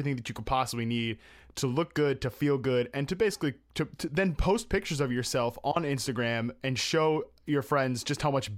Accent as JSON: {"language": "English", "region": "East Coast", "country": "United States", "said": "I'm from the East Coast. We both are originally from the East Coast"}